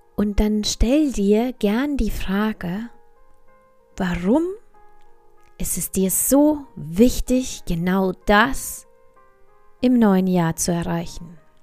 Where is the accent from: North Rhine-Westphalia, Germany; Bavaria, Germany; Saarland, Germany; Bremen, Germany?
Bavaria, Germany; hier bei uns in Bayern